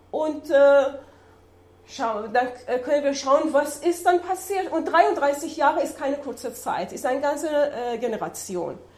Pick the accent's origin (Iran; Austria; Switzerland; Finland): Iran; ich bin Iranerin, komme aus dem Iran